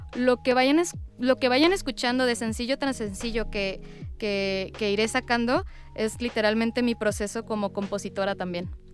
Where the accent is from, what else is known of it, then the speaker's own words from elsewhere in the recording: Culiacán, Sinaloa, Mexico; moved away as an adult; now in Mexico City, Mexico; soy cantante, actriz mexicana originaria de Culiacán, Sinaloa